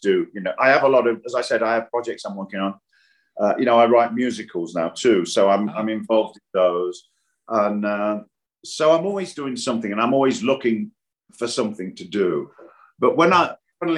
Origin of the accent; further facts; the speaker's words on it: Nottingham, East Midlands, United Kingdom; moved away; I'm from Nottingham